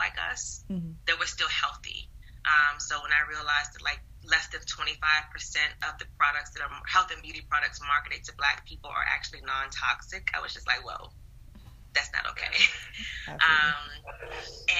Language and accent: English; the South, United States; I'm a Southerner, and I grew up with my grandparents